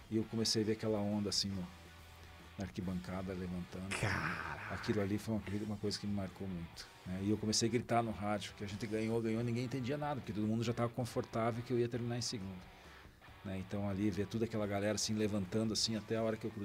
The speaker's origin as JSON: {"language": "Portuguese", "town": "Cascavel", "region": "Paraná", "country": "Brazil", "tie": "born or raised there", "said": "Me criei em Cascavel, né? Se aprendi a correr em Cascavel"}